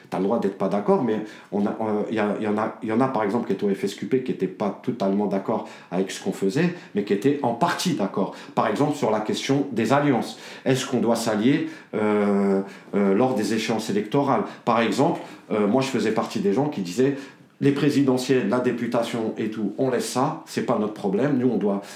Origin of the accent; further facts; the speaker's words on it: Dammarie-lès-Lys, Île-de-France, France; now in Choisy-le-Roi, France; il y a des petites villes comme chez nous, à Damarie, c'est 28 000 habitants